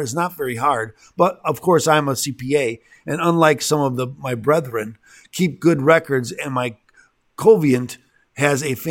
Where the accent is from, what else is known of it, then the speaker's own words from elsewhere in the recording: Illinois, United States; I'm from Illinois